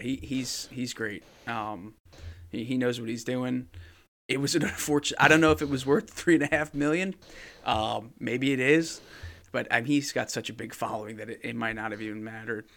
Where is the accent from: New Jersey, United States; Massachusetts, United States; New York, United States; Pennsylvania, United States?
New Jersey, United States; I'm from New Jersey